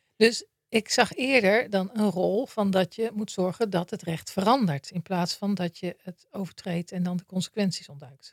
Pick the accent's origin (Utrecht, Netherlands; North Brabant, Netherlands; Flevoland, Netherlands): Utrecht, Netherlands; Maarssen; ik ben opgegroeid in Maarsen. in het dorp